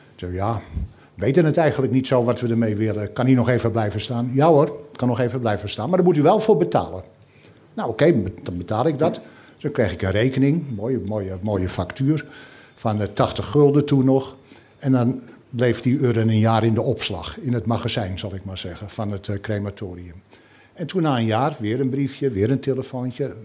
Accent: Amsterdam, North Holland, Netherlands; now in Scheveningen, Netherlands; ik kom oorspronkelijk uit Amsterdam. Ik woon al jarenlang in Scheveningen

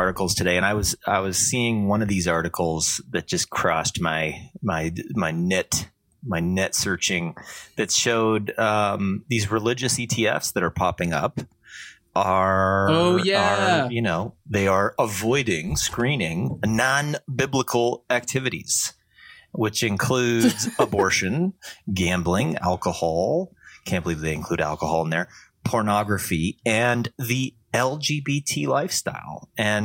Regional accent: California, United States; also born or lived in Canada; I grew up in California

